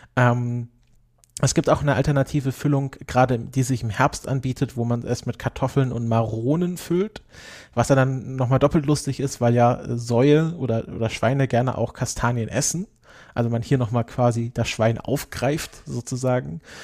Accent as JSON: {"language": "German", "region": "Southern Germany", "country": "Germany", "said": "Süd Süddeutschland, wo ich herkomme"}